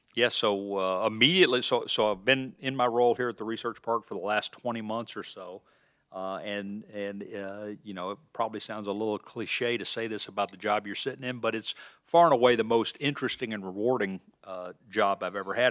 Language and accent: English; Birmingham, Alabama, United States; moved away as an adult; also born or lived in Montana; now in Iowa, United States; I grew up in Birmingham, Alabama in the sixties and seventies